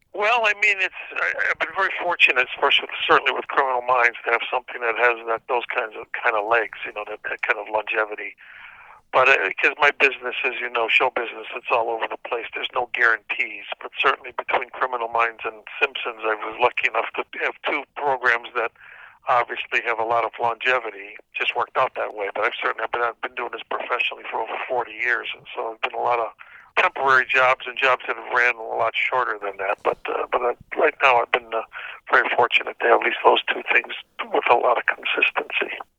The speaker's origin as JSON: {"language": "English", "town": "Cicero", "region": "Illinois", "country": "United States", "tie": "born or raised there", "also_born_or_lived": "Chicago", "said": "most of my young adult life I grew up in Cicero, Illinois, which is a suburb just outside Chicago"}